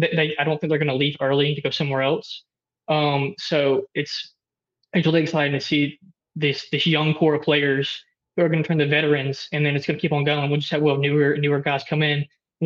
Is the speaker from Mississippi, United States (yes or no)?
yes; Oxford, Mississippi, United States; I'm from Oxford, but, you know, I know a lot of people who are here because it's the environment really.